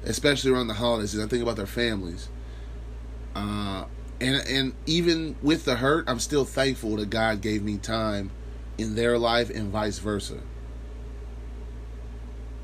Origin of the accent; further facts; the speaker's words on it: Lincoln, United States; I'm from Lincoln